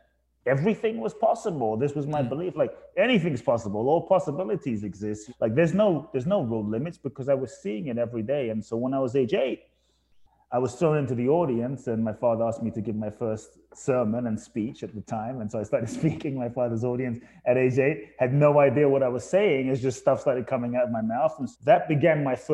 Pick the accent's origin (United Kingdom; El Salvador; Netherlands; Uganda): United Kingdom; London; also born or lived in Ghana / Phoenix, United States / Tulum, Mexico; now in Los Angeles, United States; I was born in Ghana, West Africa. My father's from Ghana. My mother's from Japan. I grew up in London